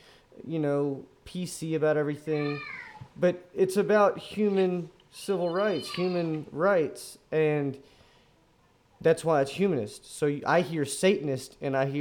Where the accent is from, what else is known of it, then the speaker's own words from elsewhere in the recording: Texas, United States; my hometown, small hometown in Texas